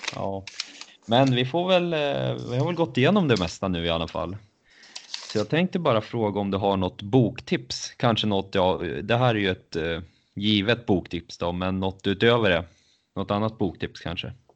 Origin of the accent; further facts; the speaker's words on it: Östersund, Jämtland, Sweden; jag är från Östersund